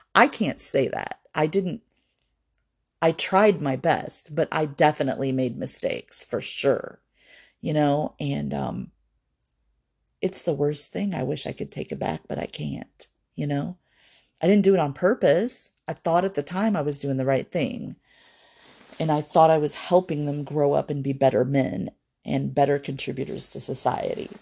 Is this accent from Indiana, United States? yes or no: yes; Fort Wayne, Indiana, United States; moved away; my hometown of Fort Wayne